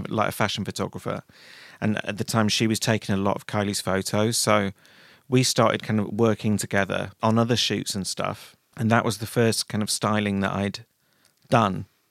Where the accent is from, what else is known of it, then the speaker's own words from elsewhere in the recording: Manchester, North West England, United Kingdom; now in London, United Kingdom; I grew up in Manchester